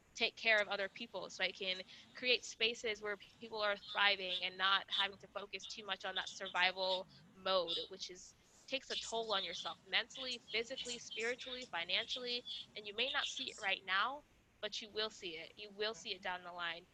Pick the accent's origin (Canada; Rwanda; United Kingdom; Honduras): Rwanda; moved away; I'm from Rwanda, so I'm not from the United States.